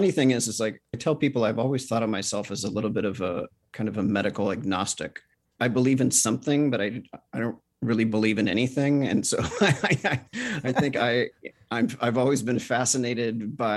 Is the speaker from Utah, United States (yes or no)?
no; California, United States; in California.